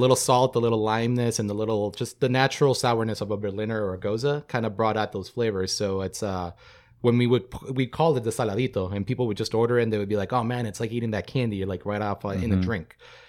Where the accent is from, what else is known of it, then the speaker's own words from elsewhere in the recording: Mexico; now in United States; I grew up in Mexico and then came here to work and school.